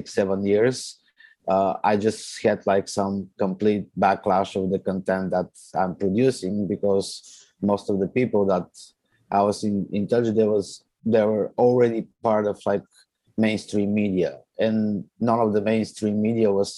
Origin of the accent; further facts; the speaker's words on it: Bulgaria; also born or lived in Italy / Toronto, Canada; now in Canada; I came to Canada back in 2014. I come from Bulgaria. I lived for my family, majority of my family live in Italy for quite a while as well. So I had a chance to live in Italy as well